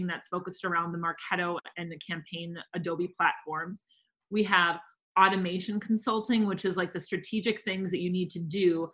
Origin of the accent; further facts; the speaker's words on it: Wisconsin, United States; now in Minnesota, United States; I'm from Wisconsin